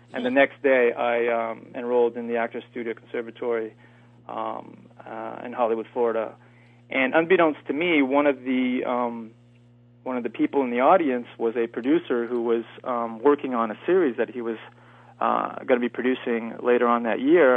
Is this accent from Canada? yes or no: yes; Eastern Canada, Canada; moved away; also born or lived in Los Angeles; I'm from Canada, and I'm from the eastern part of Canada.